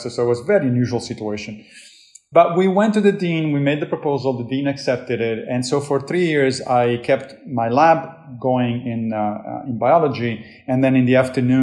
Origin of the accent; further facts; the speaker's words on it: Rome, Lazio, Italy; moved away as an adult; now in New York, United States; I grew up Catholic in Rome